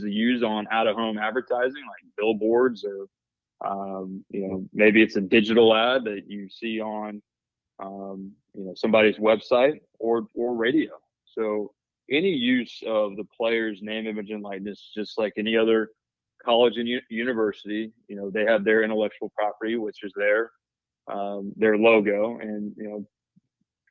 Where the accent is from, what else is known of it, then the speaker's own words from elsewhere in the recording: Nashville, Tennessee, United States; moved away as an adult; also born or lived in Murfreesboro, Tennessee; now in West Virginia, United States; I'm a Nashville, Tennessee native